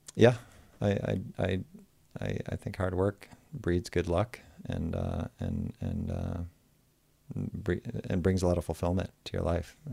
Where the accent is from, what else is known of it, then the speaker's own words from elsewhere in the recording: Michigan, United States; moved away as an adult; also born or lived in South Bay, California; Growing up in Michigan